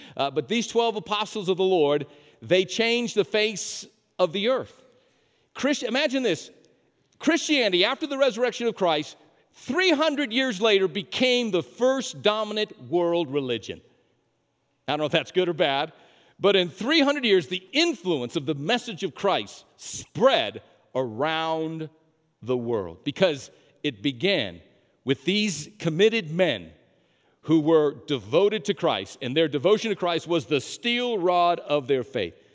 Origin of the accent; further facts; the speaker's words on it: New Mexico, United States; moved away; I'm from New Mexico